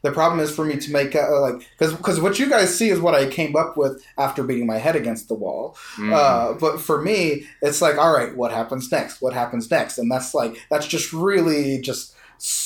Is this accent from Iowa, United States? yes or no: no; Louisiana, United States; I'm from Louisiana